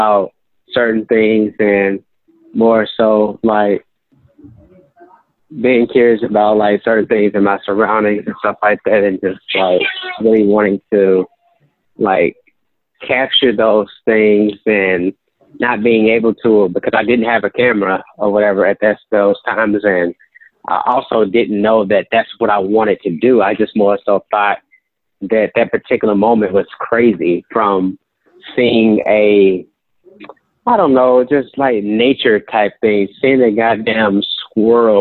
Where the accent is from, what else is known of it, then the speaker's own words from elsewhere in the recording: St. Louis, Missouri, United States; Growing up in North City, St. Louis, I saw a lot of stuff